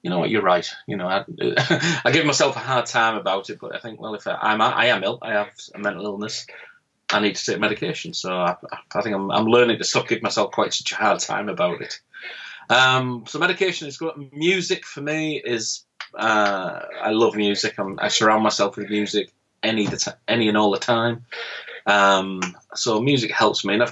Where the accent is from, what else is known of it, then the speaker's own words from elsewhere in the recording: Middlesbrough, North East England, United Kingdom; It's a town called Middlesbrough, and we were 152 out of 152 on the national suicide. And that's my hometown